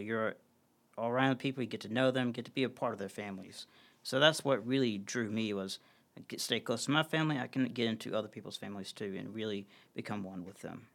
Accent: Columbia, Tennessee, United States; growing up in Columbia, I, uh, at, at the, at the, uh, Catholic parish there, Saint Catherine's, I grew up serving on the altar.

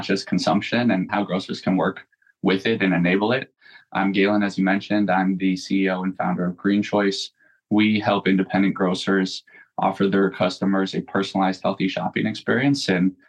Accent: Southern Vermont, United States; moved away as an adult; also born or lived in Greater Boston; I'm from Southern Vermont in a fairly rural town. My mom was really ahead of her time

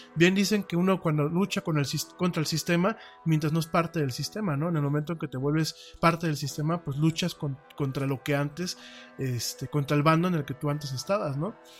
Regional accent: Mexico; lo digo como mexicano, primero lo digo como mexicano

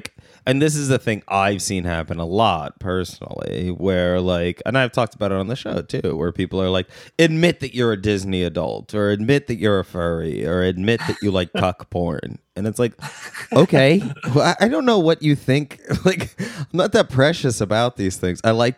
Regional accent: Turkey; I grew up in Turkey. I didn't know it was wrong.

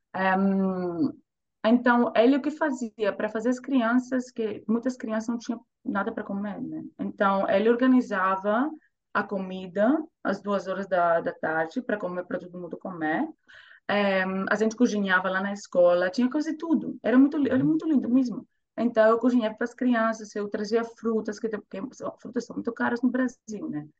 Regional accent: Thessaloniki, Central Macedonia, Greece; accent: Greek; Portuguese is a second language; moved away as an adult; now in Zurich, Switzerland; cresci em Grécia, né? Cresci na Grécia

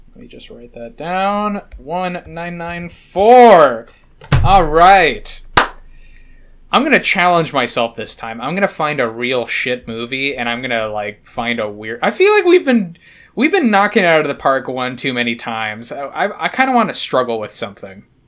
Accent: United Kingdom; I'm British

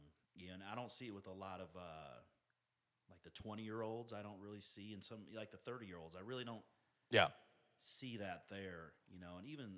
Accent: Independence, United States; I grew up in Independence. And, you know, there was a Samoan population. There was white. There was some black.

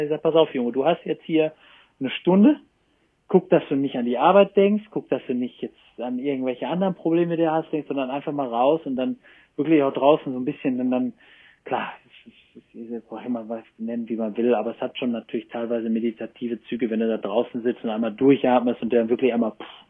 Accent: Germany; moved away as an adult; also born or lived in Cologne; now in France; ich bin halt Deutscher, ich wohne da unten

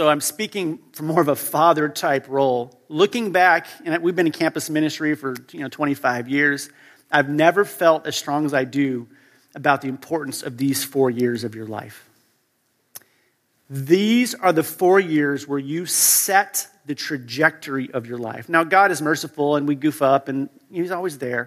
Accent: United States; moved away as an adult; now in Europe; I grew up in the U.S., as you can tell by my accent

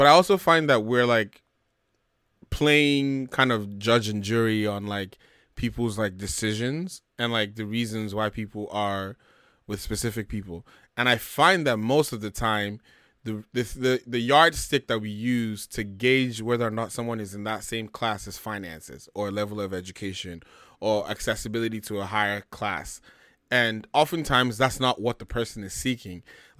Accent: Nigeria; I think maybe just being a Nigerian man with some kind of pride.

